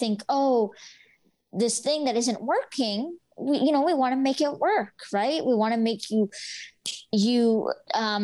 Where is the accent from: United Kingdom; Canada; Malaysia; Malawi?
Canada; my parents were born in India and they immigrated to Canada. And I was born in Canada.